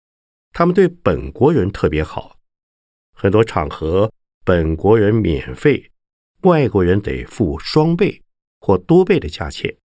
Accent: Taiwan; 就台湾来讲，虽然我们台湾人看来似乎人人都有宗教信仰，常常到庙里拜拜，但是许多人只有拜的动作。

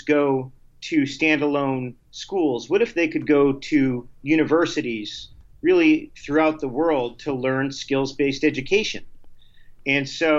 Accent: Binghamton, New York, United States; I grew up in Binghamton, New York

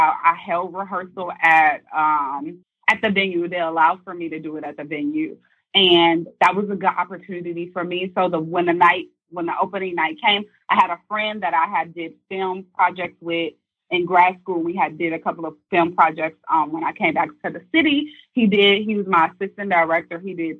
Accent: Midwest, United States; I'm from the Midwest. So I was new to the city, and I wasn't expecting all of these different personalities.

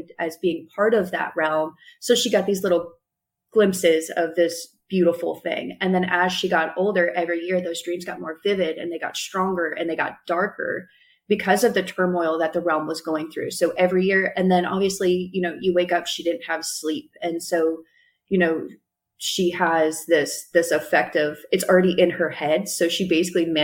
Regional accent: New Hampshire, United States; moved away; also born or lived in North Carolina; the hometown that I grew up in New Hampshire, it's actually a lumber town.

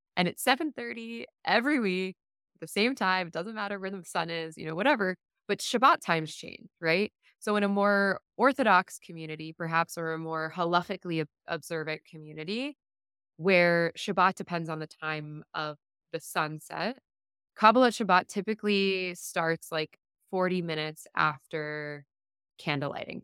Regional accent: South Florida, United States; I grew up in South Florida

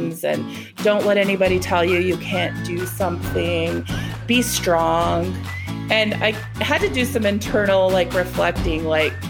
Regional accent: United States; also born or lived in Utah / New Mexico; I grew up away from my reservation and tribal communities in both Utah and New Mexico

